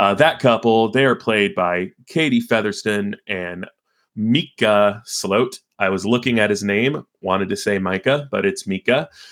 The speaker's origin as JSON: {"language": "English", "town": "Carlsbad", "region": "California", "country": "United States", "said": "I'm from San Diego, uh, specifically from Carlsbad, California"}